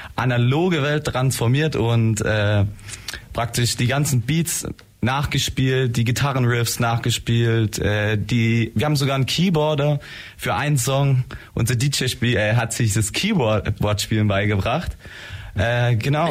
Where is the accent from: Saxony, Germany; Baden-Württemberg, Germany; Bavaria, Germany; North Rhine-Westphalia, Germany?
Baden-Württemberg, Germany; Blaustein; wir kommen aus Blaustein